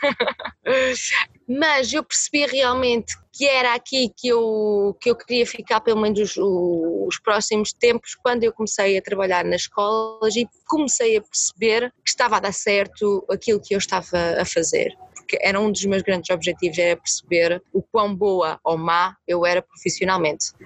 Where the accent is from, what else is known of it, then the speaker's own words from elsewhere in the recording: Coimbra, Centro, Portugal; tenho 29 anos, nascida e criada em Coimbra